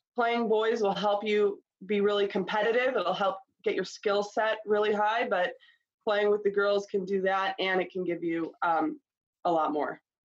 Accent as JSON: {"language": "English", "town": "Concord", "region": "Ohio", "country": "United States", "tie": "born or raised there", "said": "we grew up in Concord, Ohio on Bradley Court"}